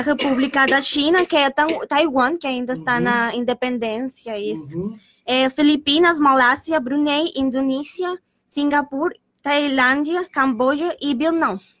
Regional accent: Colombia; Portuguese is a second language; moved away as an adult; now in Pelotas, Brazil; sou da Colômbia

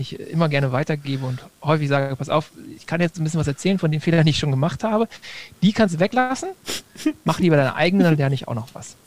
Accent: Germany; ich als Deutscher

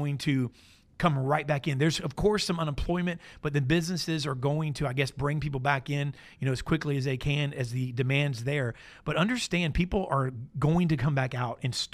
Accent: Florida, United States; I grew up in Florida, like no further than an hour away from Disney my entire life

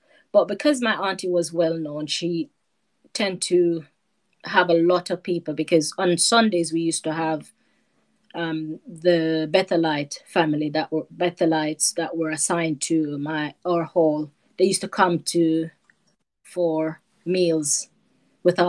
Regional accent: Jamaica; moved away as an adult; also born or lived in North London; now in United Kingdom; growing up in Jamaica, it's totally different to be in the UK.

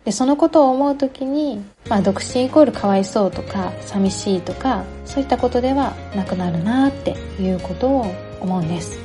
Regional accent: Kansai, Japan; moved away as an adult; also born or lived in Kanto; 私は関西の出身ですから

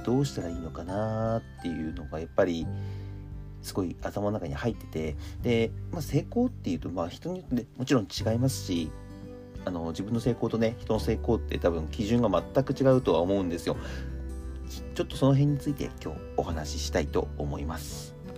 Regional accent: Akita, Japan; moved away; 年末年始に僕秋田の方に帰って秋田地元の秋田の方に帰ってて

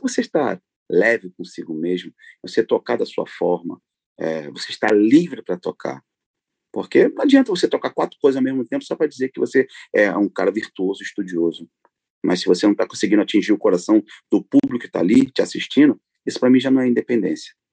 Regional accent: Rio de Janeiro, Brazil; now in Paris, France; eu sou nato do Rio de Janeiro, da zona norte do Rio, uh, e hoje eu vivo uh, em Paris, vivo na França

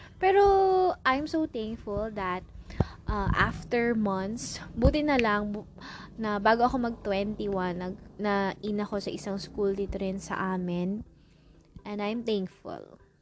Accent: Philippines; as a Filipino

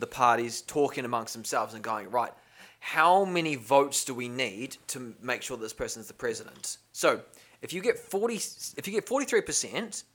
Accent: New Zealand; one of the biggest Air Forces was in my hometown

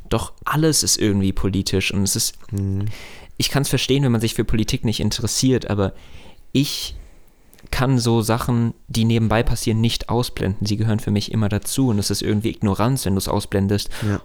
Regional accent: Hesse, Germany; bei uns in Hessen

